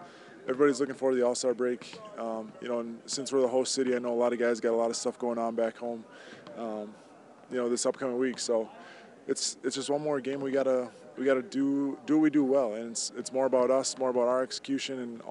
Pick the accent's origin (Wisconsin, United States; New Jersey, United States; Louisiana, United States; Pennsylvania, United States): Wisconsin, United States; moved away; my hometown